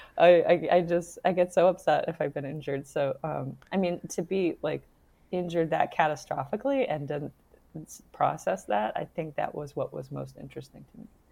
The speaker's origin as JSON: {"language": "English", "region": "New York", "country": "United States", "moved": "yes", "said": "maybe that's part of being a New Yorker. I don't live in New York right now"}